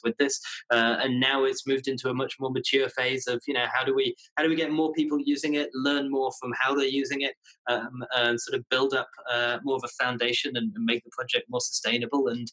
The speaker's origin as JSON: {"language": "English", "town": "Leeds", "region": "Yorkshire and the Humber", "country": "United Kingdom", "also_born_or_lived": "London", "moved": "as an adult", "lives_now": "New York, United States", "said": "I'm from the north of England, a city called Leeds"}